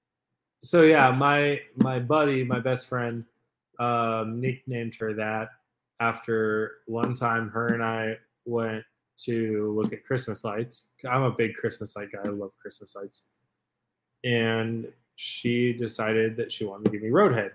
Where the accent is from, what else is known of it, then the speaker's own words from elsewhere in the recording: Dehesa, California, United States; I grew up on Dehisa.